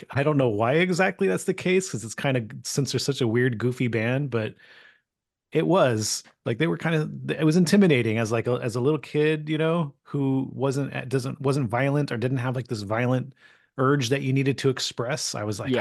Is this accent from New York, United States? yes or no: no; California, United States; I grew up in California